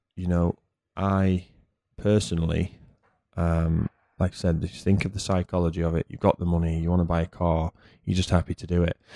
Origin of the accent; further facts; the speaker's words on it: United Kingdom; moved away; as a Brit